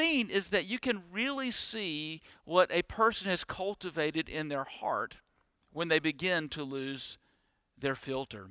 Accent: Deep South, United States; born and bred in the Deep South

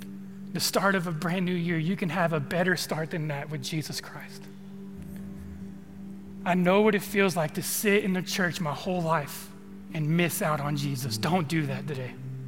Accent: Modesto, California, United States; moved away; I'm from Modesto, California.

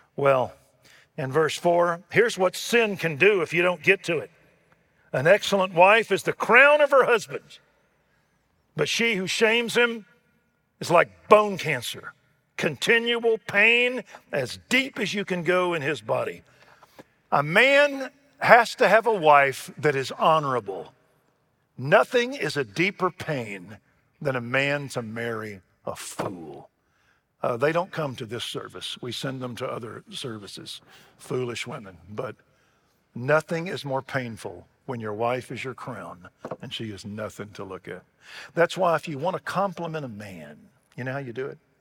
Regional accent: Waco, Texas, United States; I grew up in Waco, Texas

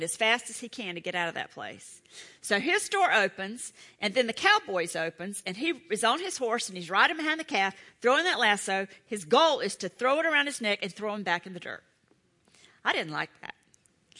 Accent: Charlotte, North Carolina, United States; I'm from Charlotte

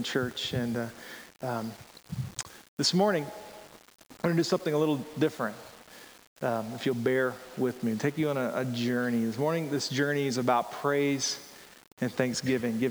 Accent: rural Georgia, United States; I grew up in Georgia, rural Georgia

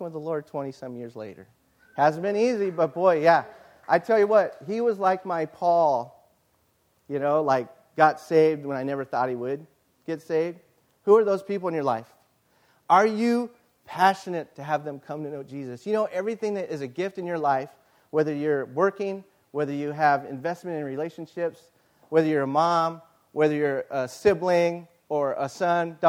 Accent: Yucaipa, California, United States; I love my hometown

